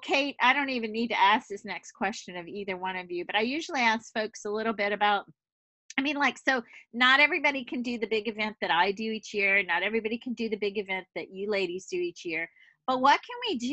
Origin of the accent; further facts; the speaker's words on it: the South, United States; moved away; I just know that that's a big part of our narrative growing up in the South